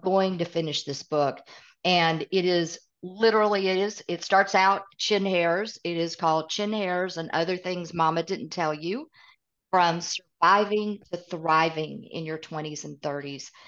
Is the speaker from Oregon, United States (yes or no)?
no; East Tennessee, United States; accent: Southern; also born or lived in Midwest; I live in Middle Tennessee. I completely have the Southern accent. I grew up in East Tennessee by way of the Midwest